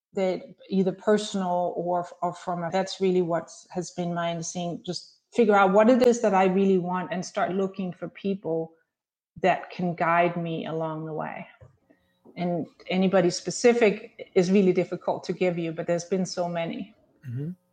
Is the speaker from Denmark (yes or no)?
yes; Denmark; moved away as an adult; also born or lived in Chicago; now in Scottsdale, United States; growing up in Denmark